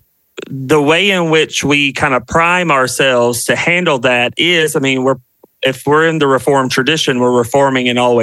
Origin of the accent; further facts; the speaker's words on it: South Carolina, United States; now in Washington, DC, United States; I am a Southerner. I'm from the South. I'm from South Carolina, and currently live in DC with my husband